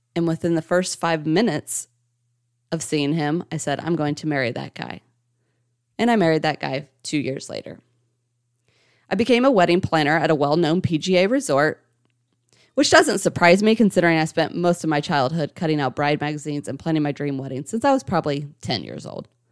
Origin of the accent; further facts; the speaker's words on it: St. Marys, Ohio, United States; now in Indianapolis, United States; Originally, I was born and raised in Saint Mary's, Ohio, and I currently reside in Indianapolis, Indiana